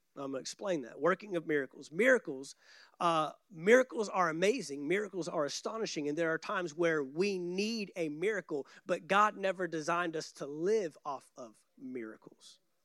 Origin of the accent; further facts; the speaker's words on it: Texas, United States; growing up in Texas